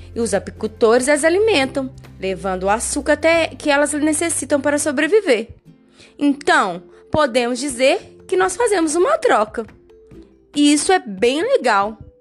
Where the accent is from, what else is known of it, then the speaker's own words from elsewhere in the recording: Brazil; nós brasileiros